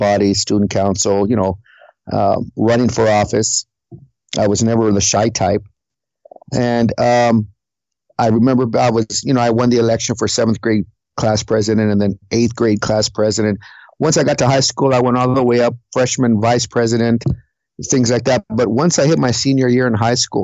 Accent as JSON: {"language": "English", "town": "Huntington Park", "region": "California", "country": "United States", "tie": "born or raised there", "also_born_or_lived": "Harbor City, California", "said": "I was raised in the city of Huntington Park."}